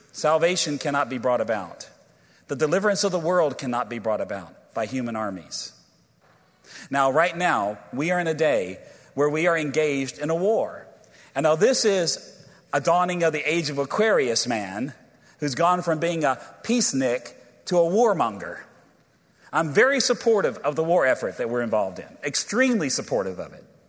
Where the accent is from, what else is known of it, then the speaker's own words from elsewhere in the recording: Virginia, United States; I'm from Virginia